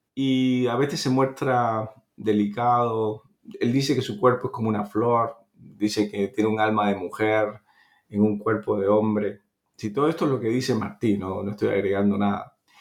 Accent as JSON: {"language": "Spanish", "country": "Cuba", "tie": "born or raised there", "said": "nací en Cuba"}